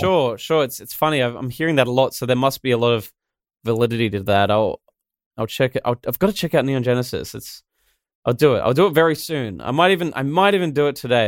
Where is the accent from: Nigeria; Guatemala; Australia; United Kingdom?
Australia; I'm the Australian animated guy